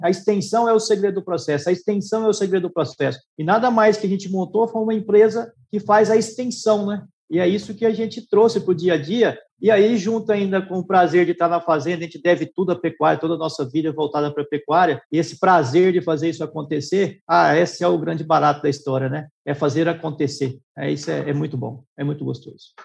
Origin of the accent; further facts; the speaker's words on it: Rondonópolis, Mato Grosso, Brazil; moved away as an adult; also born or lived in Araguari, Minas Gerais / Goiânia; minha família mudou para Rondonópolis em 1982. Eu tinha aí quatro anos de idade, então já temos uma longa história aí em Rondonópolis